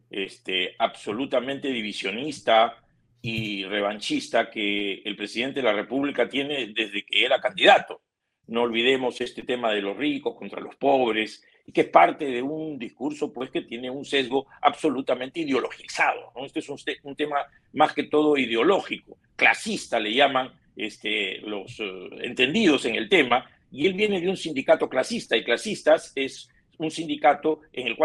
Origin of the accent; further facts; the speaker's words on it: San Isidro, Lima, Peru; los vecinos de San Isidro, como todas partes del Perú, somos peruanos trabajadores eh, muy esforzados